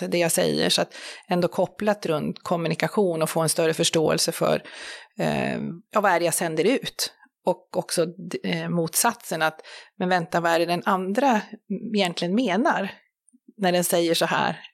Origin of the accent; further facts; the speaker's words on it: Sweden; vi som, som svenskar